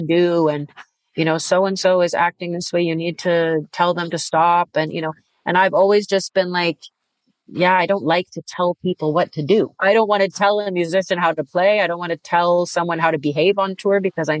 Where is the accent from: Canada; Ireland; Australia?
Canada; moved away as an adult; now in Europe; being a Canadian artist and playing in Canada too